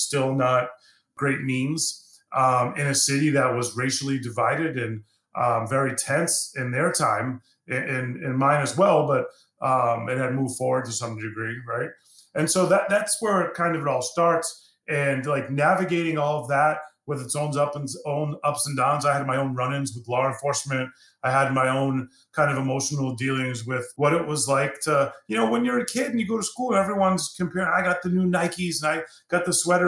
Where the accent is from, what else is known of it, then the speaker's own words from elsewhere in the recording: Boston, Massachusetts, United States; I grew up in Boston. I grew up in the city.